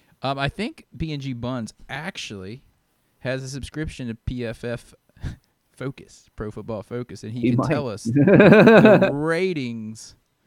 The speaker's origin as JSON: {"language": "English", "town": "Virginia Beach", "region": "Virginia", "country": "United States", "tie": "born or raised there", "moved": "as an adult", "lives_now": "Kentucky, United States", "said": "yeah, I'm from Virginia Beach."}